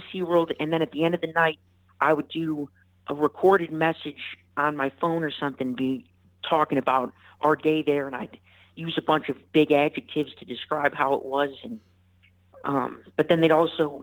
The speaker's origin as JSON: {"language": "English", "town": "Park Ridge", "region": "Illinois", "country": "United States", "tie": "born or raised there", "moved": "yes", "said": "Originally from a suburb of Chicago, Park Ridge"}